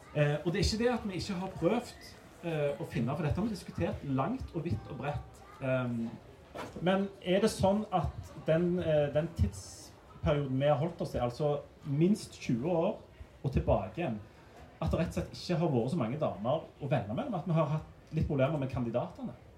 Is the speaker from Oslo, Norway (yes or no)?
no; Sandnes, Rogaland, Norway; Jeg er fra Sandnes sjøl